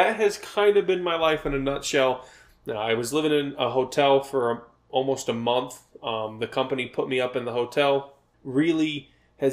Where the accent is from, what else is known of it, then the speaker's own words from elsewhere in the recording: Cleveland, Ohio, United States; moved away as an adult; now in New Mexico, United States; I was born in the Cleveland, Ohio area, born and raised, and I have always wanted to move out of Ohio